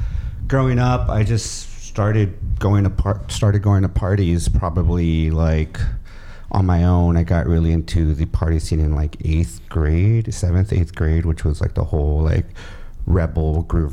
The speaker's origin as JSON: {"language": "English", "town": "Hacienda Heights", "region": "California", "country": "United States", "tie": "born or raised there", "said": "I grew up in Hacienda Heights."}